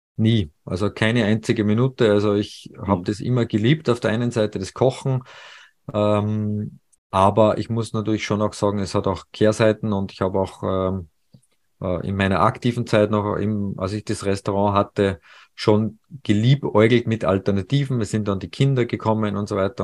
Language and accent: German; Salzburg, Austria; moved away as an adult; also born or lived in Paris; Salzburg ist ja meine Heimat